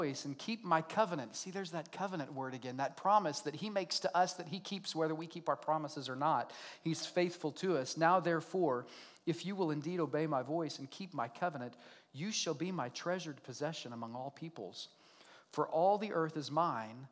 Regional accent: Oklahoma, United States; accent: redneck; I'm an American, I'm a redneck, I grew up right here in Oklahoma, right? I speak redneck really well.

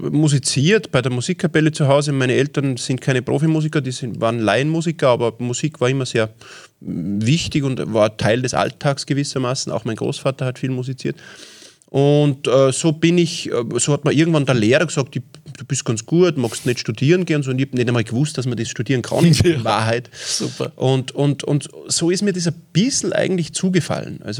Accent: Salzburg, Austria; Ähm, und ich bin im Salzburger Land aufgewachsen, wir wollten wieder aufs Land ziehen.

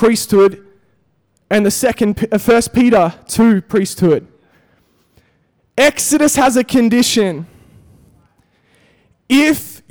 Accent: Perth, Western Australia, Australia; moved away as an adult; also born or lived in Europe; now in Melbourne, Australia; I grew up in Perth

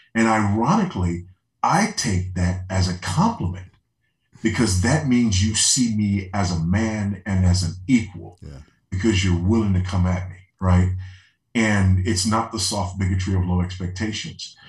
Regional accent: Los Angeles, California, United States; moved away; being a, an LA boy, you know, yeah. born and raised in Los Angeles

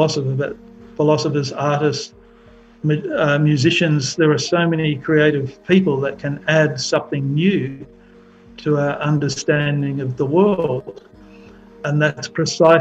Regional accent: Perth, Western Australia, Australia; I grew up in Perth in Western Australia

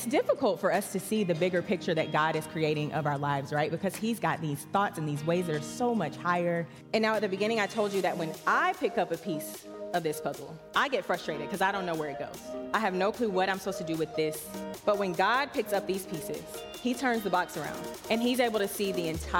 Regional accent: Charlotte, North Carolina, United States; So, like I said … I am 30 years old. I grew up right here in Charlotte, North Carolina, right down the street.

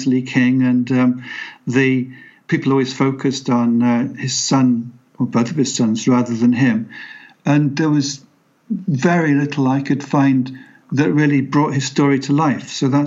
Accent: Pembroke, Wales, United Kingdom; I was born in Pembroke within sight of Pembroke Castle

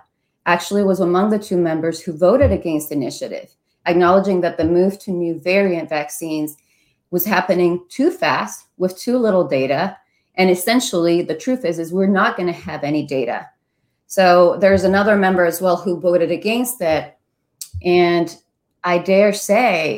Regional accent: Venezuela; now in Ohio, United States; I come from Venezuela

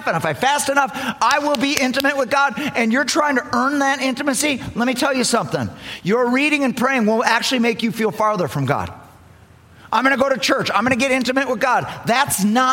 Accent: Milton, Wisconsin, United States; We're from Milton, Wisconsin

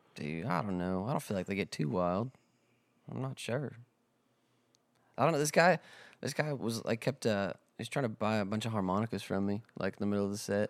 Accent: South Dakota, United States; also born or lived in Nashville, Tennessee; now in Texas, United States; I'm from South Dakota

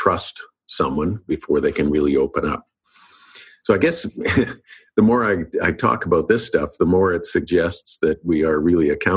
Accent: Winnipeg, Manitoba, Canada; moved away as an adult; also born or lived in Los Angeles; I moved back to Canada and back to Winnipeg, and I needed a job.

